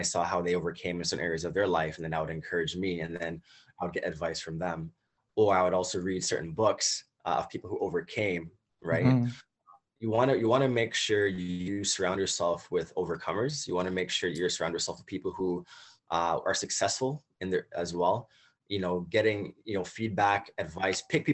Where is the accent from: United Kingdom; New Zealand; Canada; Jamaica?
Canada; Toronto, Ontario; also born or lived in United States; growing up here in Toronto as a Canadian